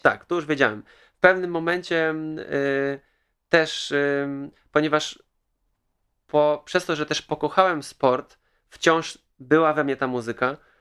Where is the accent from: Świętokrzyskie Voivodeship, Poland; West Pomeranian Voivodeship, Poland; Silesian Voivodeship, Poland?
West Pomeranian Voivodeship, Poland; Kołobrzeg; Pochodzę z Kołobrzegu, mam dwadzieścia osiem lat